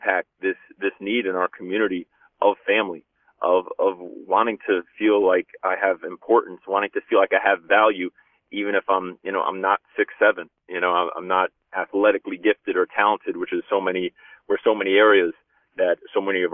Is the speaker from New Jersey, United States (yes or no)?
yes; Union City, New Jersey, United States; growing up in Union City is, you know, a diverse community, very high immigrant population